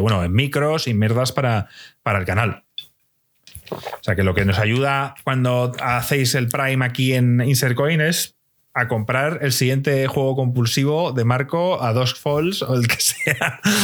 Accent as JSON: {"language": "Spanish", "country": "Spain", "said": "la gente aquí en España nos reuníamos y jugábamos al FIFA"}